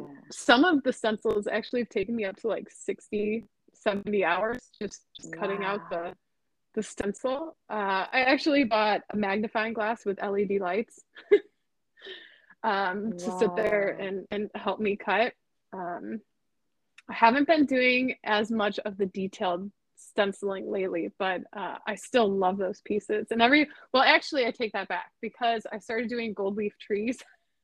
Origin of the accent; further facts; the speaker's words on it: Midwest, United States; now in Los Angeles, United States; growing up in the Midwest, it was kind of like I was in awe of Hollywood, and now I'm here, and I'm just kind of like, oh, it's Hollywood.